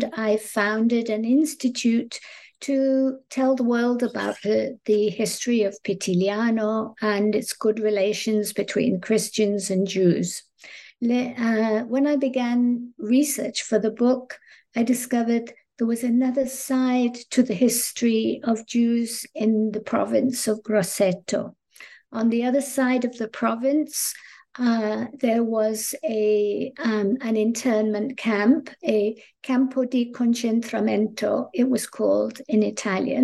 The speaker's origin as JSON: {"language": "English", "town": "Northampton", "region": "East Midlands", "country": "United Kingdom", "tie": "born or raised there", "also_born_or_lived": "Nottingham / London", "moved": "as an adult", "lives_now": "United States", "said": "I grew up in England, in a town called Northampton, which is right in the middle of the country"}